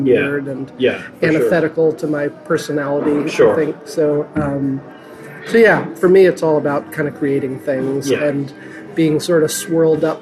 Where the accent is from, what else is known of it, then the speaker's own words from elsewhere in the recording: New York, United States; moved away as an adult; also born or lived in Plymouth, New Hampshire; now in Seacoast, New Hampshire, United States; I actually moved from Plymouth. I was going to school there, but I grew up in New York.